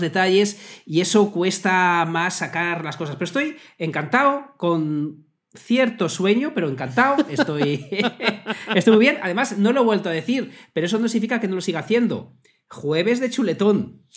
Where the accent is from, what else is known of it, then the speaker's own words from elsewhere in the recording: Salamanca, Castile and León, Spain; soy salmantino